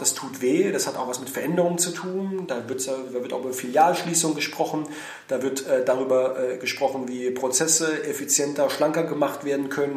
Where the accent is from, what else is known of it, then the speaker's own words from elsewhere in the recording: Heidelberg, Baden-Württemberg, Germany; also born or lived in Berlin; in die Heimat fahre, da wo ich herkomme, wo ich aufgewachsen bin